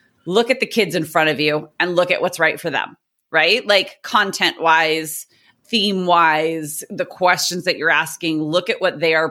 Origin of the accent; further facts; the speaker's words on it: Southern California, United States; I'm a teacher from Southern California.